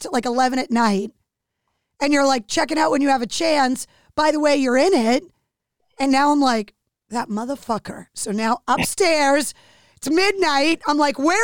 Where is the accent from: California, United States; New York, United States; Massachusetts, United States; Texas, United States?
Massachusetts, United States; Leominster; I grew up in Leominster, which was different